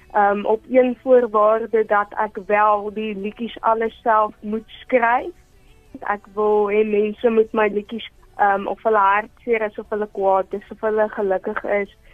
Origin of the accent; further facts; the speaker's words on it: Johannesburg, Gauteng, South Africa; Ek is gebore in Johannesburg